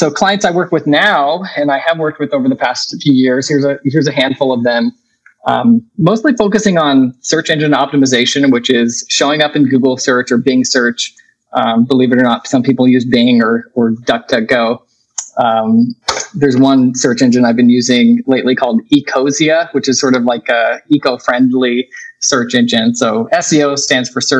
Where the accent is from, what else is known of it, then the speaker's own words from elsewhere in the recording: Vancouver, Washington, United States; also born or lived in Oregon; I grew up in the Northwest in the Vancouver, Washington area